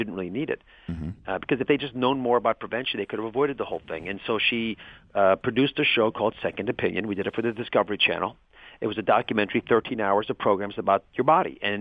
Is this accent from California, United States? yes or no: no; Cleveland, Ohio, United States; I was born in Cleveland